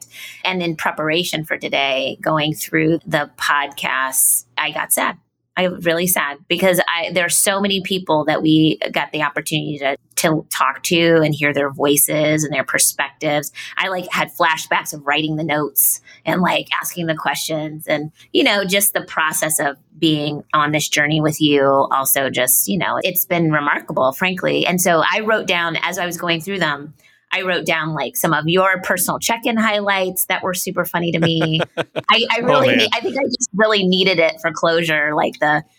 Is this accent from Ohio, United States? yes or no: yes; Ohio, United States; moved away; also born or lived in Cincinnati, Ohio; I'm from Ohio